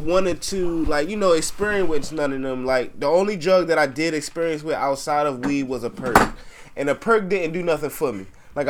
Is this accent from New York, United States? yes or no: no; Baltimore, Maryland, United States; growing up in Baltimore